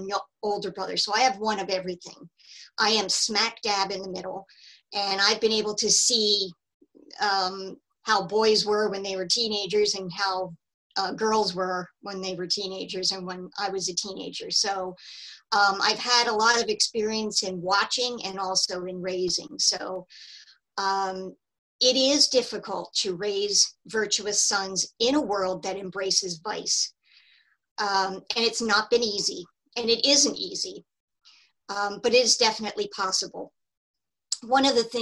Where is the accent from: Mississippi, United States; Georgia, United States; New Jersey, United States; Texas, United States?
New Jersey, United States; moved away as an adult; I'm originally from New Jersey.